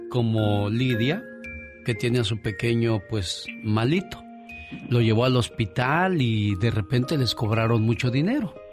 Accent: Mexico; Le respondí, soy de México.

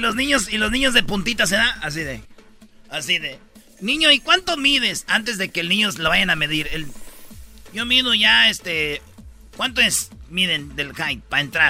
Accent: Mexico; como mexicano

